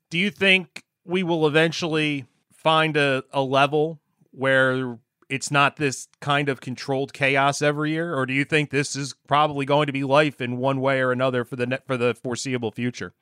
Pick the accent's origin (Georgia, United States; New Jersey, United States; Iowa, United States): New Jersey, United States; Gloucester County; I grew up in South Jersey, more you know Gloucester County